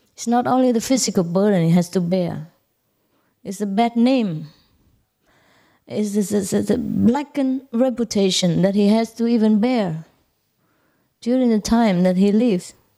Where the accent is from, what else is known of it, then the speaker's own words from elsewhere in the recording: Vietnam; moved away; I was born in Vietnam